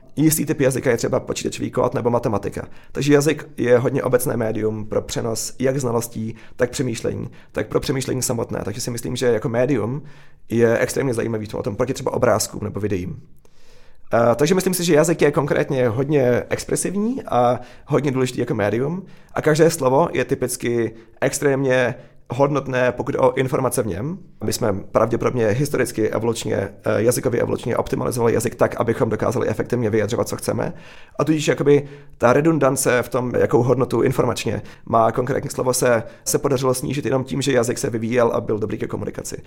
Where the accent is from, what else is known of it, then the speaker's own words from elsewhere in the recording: Czechia; moved away; also born or lived in Silicon Valley, United States; jako Čech, eh, se silným, eh, vztahem k Česku